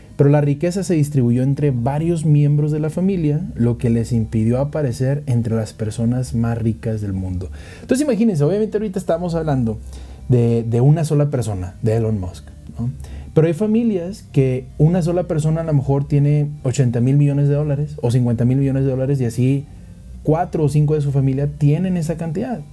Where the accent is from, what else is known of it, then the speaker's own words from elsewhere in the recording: Monterrey, Nuevo León, Mexico; now in Mexico City, Mexico; yo soy de Monterrey, vivo en Ciudad de México